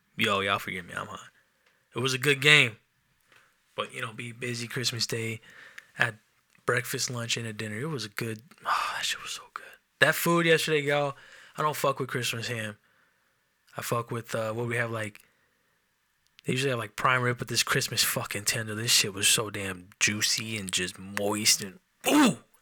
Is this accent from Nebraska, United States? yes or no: no; Enumclaw, Washington, United States; I'm from Enum Claw